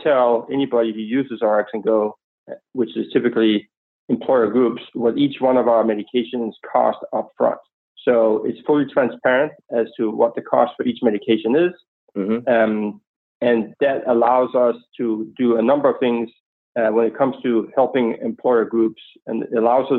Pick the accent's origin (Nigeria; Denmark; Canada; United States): Denmark; Copenhagen, Capital Region of Denmark; moved away; as you can hear from my accent, I'm not exactly from Oklahoma, but nonetheless, I grew up in Copenhagen, Denmark